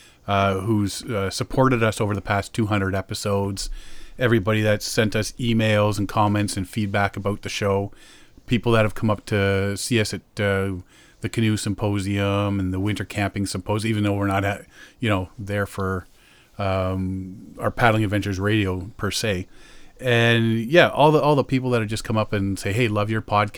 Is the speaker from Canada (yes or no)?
yes; Canada; I'm Canadian